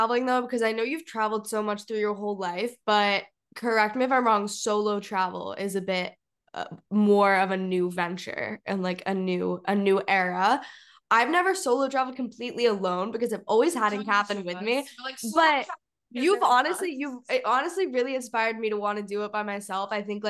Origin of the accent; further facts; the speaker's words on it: Singapore; now in Santa Barbara, United States; like, I grew up in Singapore, but also I'm half South African and I currently live in Santa Barbara